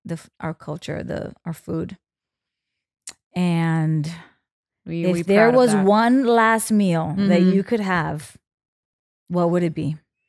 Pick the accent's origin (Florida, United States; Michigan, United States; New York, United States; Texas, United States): New York, United States; Bronx; I had many Dominican boyfriends growing up in the Bronx. Yeah. Mm-hmm. Washington Heights was my second home.